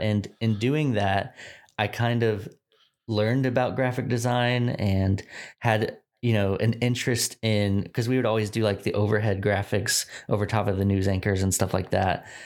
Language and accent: English; Dallas, Texas, United States; moved away as an adult; also born or lived in Richmond, Virginia; I was born in Dallas, Texas. Um, I've, I grew up here in the suburbs of Dallas, so, like, far north Dallas